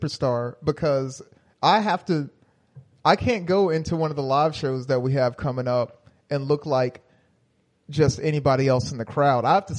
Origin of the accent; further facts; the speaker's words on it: United States; I'm American.